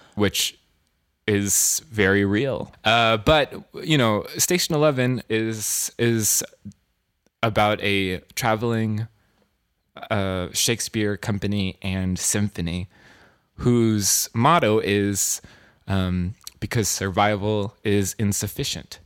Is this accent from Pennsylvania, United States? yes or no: no; California, United States; now in New York, United States; I'm from California